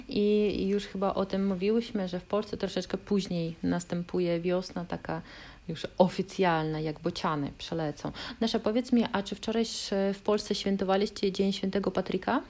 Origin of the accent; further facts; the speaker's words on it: Kaliningrad, Kaliningrad Oblast, Russia; Polish is a second language; my jesteśmy z Kaliningradu